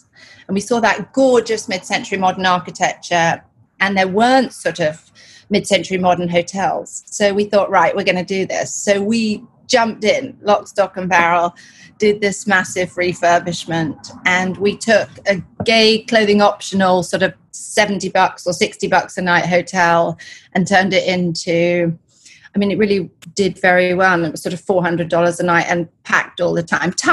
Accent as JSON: {"language": "English", "country": "Kenya", "tie": "born or raised there", "also_born_or_lived": "Uganda / England / Canada / London", "moved": "yes", "lives_now": "Los Angeles, United States", "said": "I was born in Uganda, raised in Kenya. I went to boarding school in England, and then I went to university in Canada, came back to London and was working in London"}